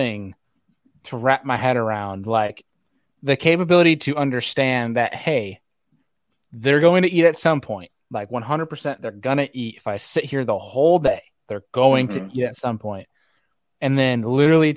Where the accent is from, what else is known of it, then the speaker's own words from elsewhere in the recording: New York, United States; I'm from New York